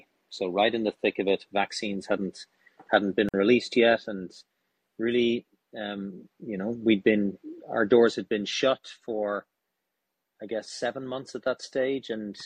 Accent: Ireland; moved away as an adult; also born or lived in India / New York; now in United States; born and raised in Ireland

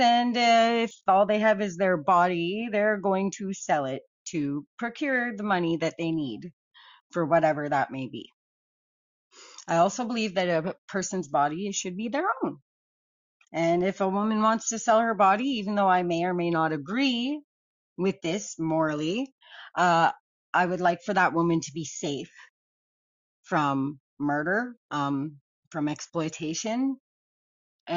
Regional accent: Canada; I'm a Canadian

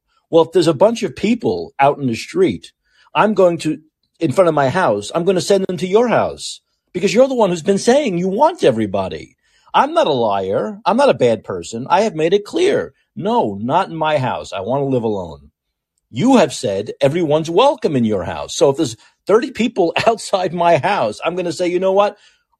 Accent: San Francisco, California, United States; this next story goes into more of this urban blight here in my hometown of San Francisco.

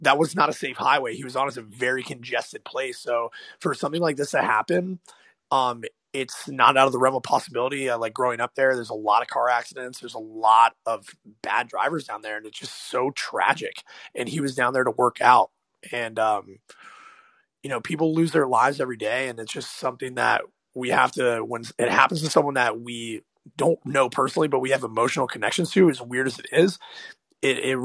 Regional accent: South Florida, United States; I'm from South Florida

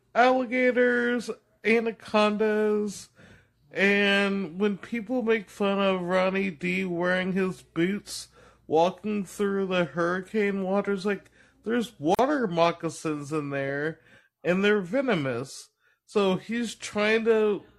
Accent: Florida, United States; I'm from Florida

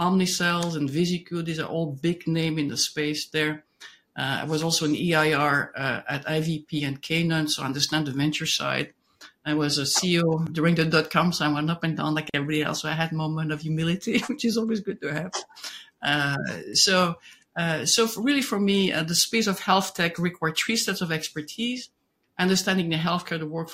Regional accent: Belgium; moved away; I'm originally from Belgium

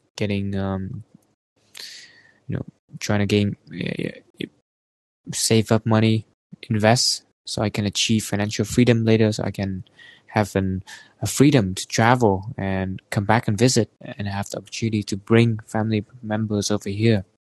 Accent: Vietnam; moved away as an adult; now in Canada; coming back to Vietnam because back there I think is kind of my home, you know, my hometown where I spend most of my time

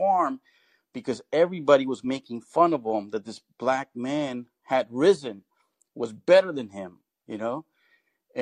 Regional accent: Bay Area, California, United States; I did grow up in the Bay Area, I saw many cultures

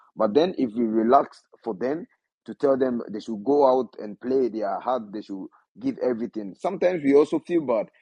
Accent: Ghana; I belongs to Ghana and I'm coming from Ghana

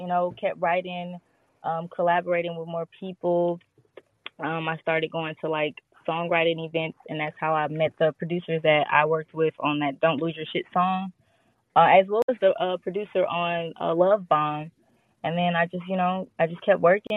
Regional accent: Gary, Indiana, United States; moved away as an adult; now in Phoenix, United States; I'm from Gary, Indiana, but 2 years ago I moved to Phoenix

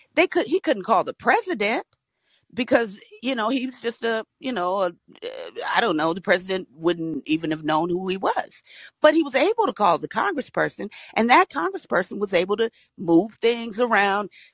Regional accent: Georgia, United States; I'm from Georgia

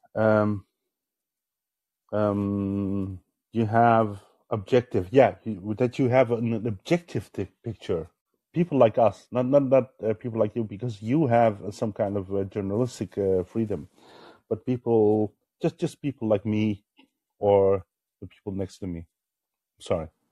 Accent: Netherlands; I'm from the Netherlands

